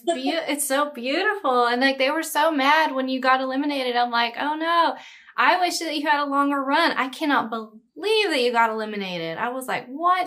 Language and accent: English; Brookshire, Texas, United States; now in Los Angeles, United States; I say Houston, but it's Brookshire. It's, like, this tiny little small town in the Houston area